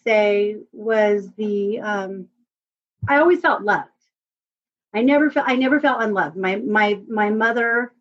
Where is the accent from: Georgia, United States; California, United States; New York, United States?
California, United States; Whittier; also born or lived in Pico Rivera, California / San Gabriel, California / Ontario, California / East Los Angeles; I was born in Whittier, and predominantly born and raised in Whittier and Pico Rivera